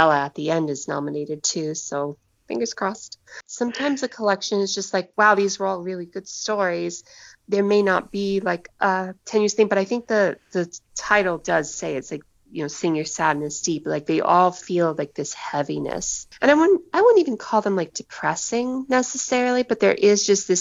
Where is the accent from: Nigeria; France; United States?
United States